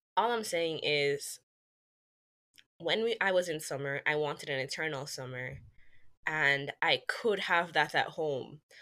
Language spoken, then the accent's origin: English; Jamaica; moved away as an adult; now in United States; I'm from Jamaica